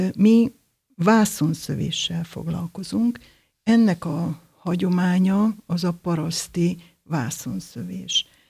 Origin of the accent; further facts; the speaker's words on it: Debrecen, Hajdú-Bihar, Hungary; Debrecenben születtem, az egész családom törzsgyökeres debreceni